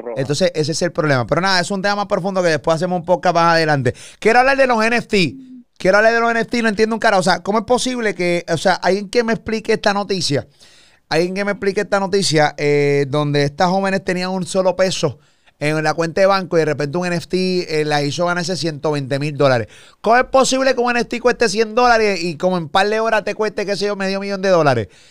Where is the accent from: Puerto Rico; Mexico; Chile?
Puerto Rico; soy, mega puertorriqueño, yo quiero morir en mi tierra